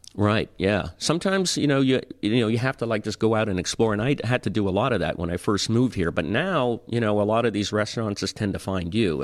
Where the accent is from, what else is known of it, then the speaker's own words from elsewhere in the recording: Toronto, Ontario, Canada; moved away as an adult; now in Tampa, United States; I grew up in Toronto